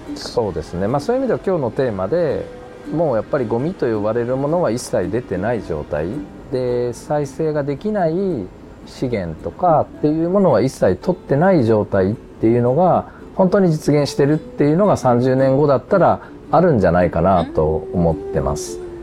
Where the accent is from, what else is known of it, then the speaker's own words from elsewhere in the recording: Ōgaki, Gifu, Japan; 僕が岐阜の大垣出身